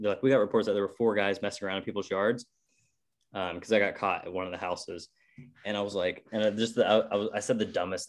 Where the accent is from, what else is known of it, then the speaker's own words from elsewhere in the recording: Effingham, Illinois, United States; I was in high school, and it was my hometown. It's like a few hours south of Chicago